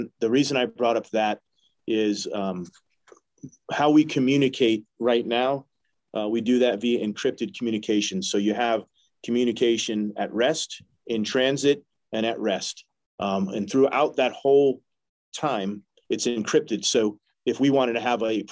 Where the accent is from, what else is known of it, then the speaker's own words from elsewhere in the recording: New Hampshire, United States; I'm from New Hampshire